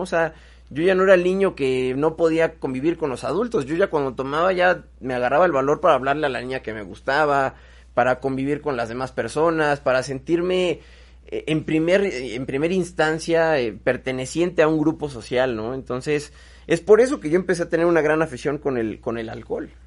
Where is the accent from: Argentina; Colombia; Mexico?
Mexico; soy un macho mexicano